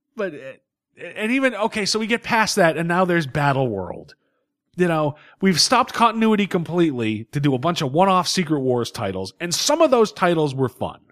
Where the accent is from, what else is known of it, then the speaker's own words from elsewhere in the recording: New England, United States; We were born and bred in New England.